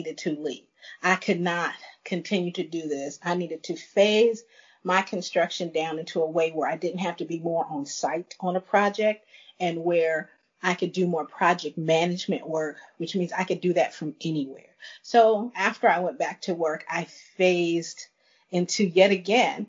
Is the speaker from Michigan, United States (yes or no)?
no; Chicago, Illinois, United States; moved away as an adult; also born or lived in Dallas, Texas / Thailand; I'm originally from Chicago. I moved to Dallas